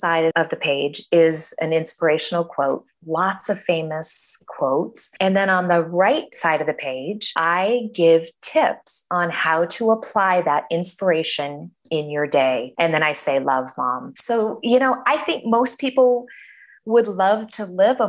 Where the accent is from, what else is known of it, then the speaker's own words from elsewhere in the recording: Denver, Colorado, United States; moved away as an adult; also born or lived in San Diego, California; I was born and raised in Denver, Colorado.